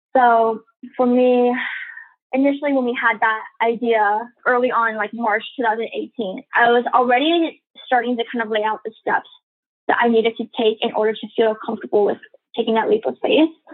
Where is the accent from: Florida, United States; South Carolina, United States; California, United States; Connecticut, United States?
California, United States; Los Angeles; also born or lived in San Diego, California / New York City; I'm from the San Valley area within LA County, and so it's a very kind of Asian community. And so a lot of my friends growing up were Asian